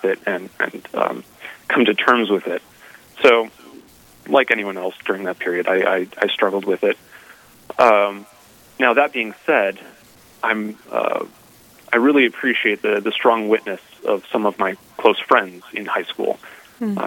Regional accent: Fargo, North Dakota, United States; moved away as an adult; also born or lived in Cincinnati; now in Washington, D.C., United States; I grew up in Fargo, North Dakota, in that area

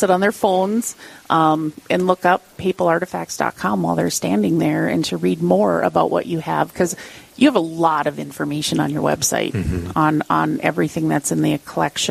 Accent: Iron Range, Minnesota, United States; I grew up on the Iron Range

